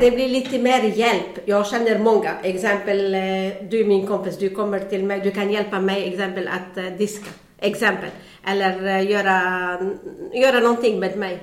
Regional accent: Beirut, Beirut Governorate, Lebanon; Swedish is a second language; now in Bengtsfors, Sweden; Jag kommer från Libanon på början

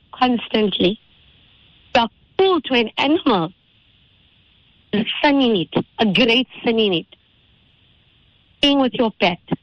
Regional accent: Indonesia; I grew up in Indonesia.

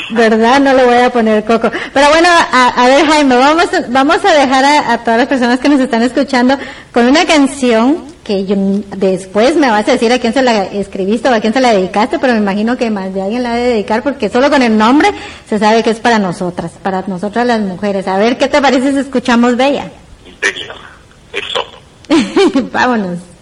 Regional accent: Guatemala; muchos guatemaltecos

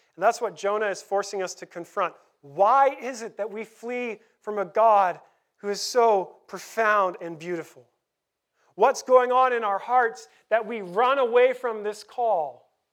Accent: Canada; also born or lived in Vancouver; we're Canadian

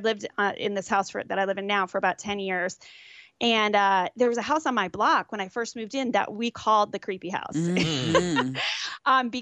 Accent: Arlington, Virginia, United States; I hail Arlington, Virginia. So Northern Virginia, right outside D.C.

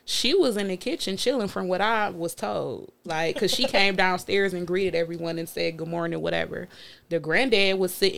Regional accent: New Orleans, Louisiana, United States; I'm from New Orleans

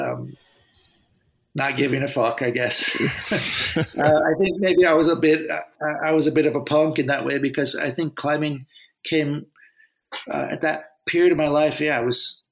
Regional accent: Santa Cruz, California, United States; my hometown in Santa Cruz

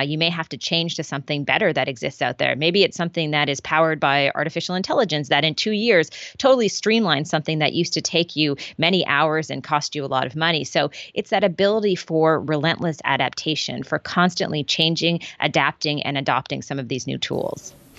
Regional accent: Prince Edward Island, Canada; I'm from Prince Edward Island

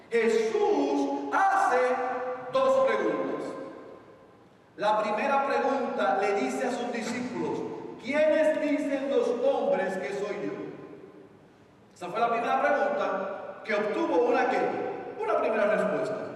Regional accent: Puerto Rico; yo estoy casi seguro que los puertorriqueños salimos de Pedro

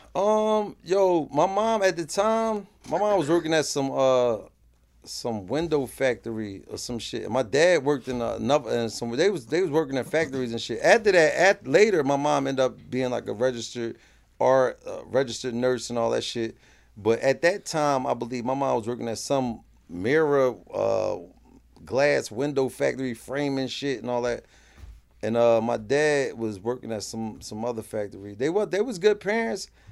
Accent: Philadelphia, Pennsylvania, United States; I'm from North Philly

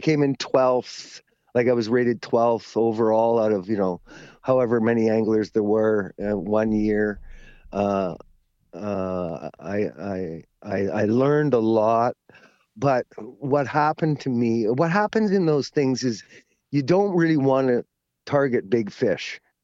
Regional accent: Ladner, British Columbia, Canada; I grew up in Ladner

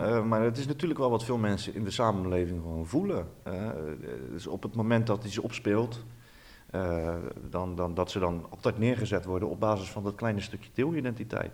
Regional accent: Netherlands; wij als Nederlanders

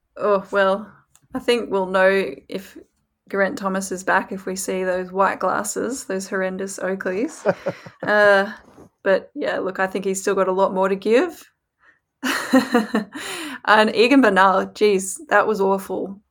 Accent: Australia; I'm from Australia

